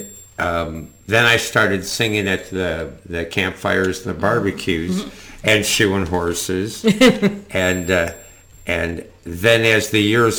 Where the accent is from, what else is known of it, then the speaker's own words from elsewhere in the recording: Rochester, New York, United States; moved away; I grew up back in Rochester, New York